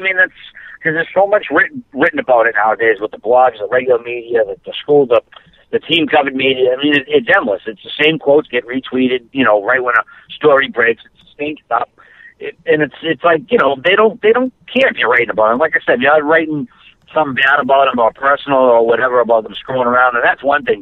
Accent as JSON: {"language": "English", "country": "Canada"}